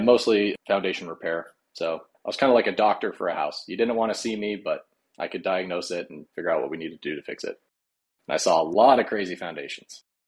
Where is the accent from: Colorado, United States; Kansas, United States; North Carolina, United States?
Colorado, United States; moved away as an adult; now in Nebraska, United States; I grew up in Colorado